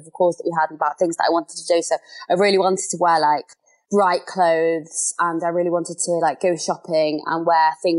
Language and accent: English; London, United Kingdom; I am from London.